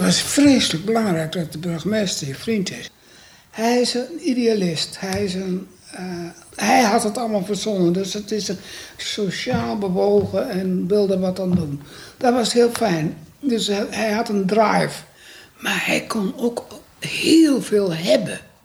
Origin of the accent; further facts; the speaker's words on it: Amsterdam, North Holland, Netherlands; moved away as an adult; Ik kwam uit Amsterdam